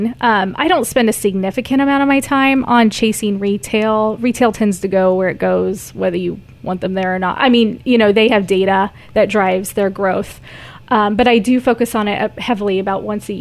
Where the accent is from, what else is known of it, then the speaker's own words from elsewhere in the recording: North Missouri, United States; now in Kearney, United States; we're from North Missouri, about an hour north of here